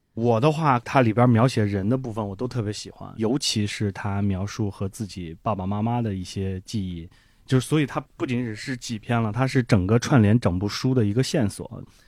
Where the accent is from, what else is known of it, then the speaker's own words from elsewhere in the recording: Handan, Hebei, China; moved away as an adult; now in Beijing, China; 我的老家邯郸是一个交通的地方， 就是是禁忌鲁豫的交界处